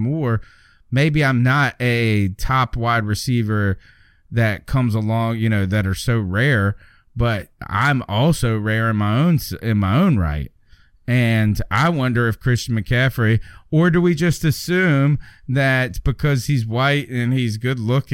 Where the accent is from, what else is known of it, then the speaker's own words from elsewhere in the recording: Southern, United States; accent: Southern; my Southern accent